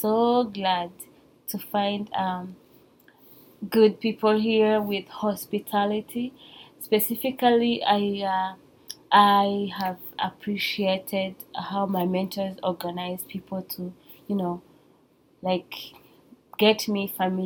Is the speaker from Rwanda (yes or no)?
yes; Rwanda; moved away as an adult; I'm from Rwanda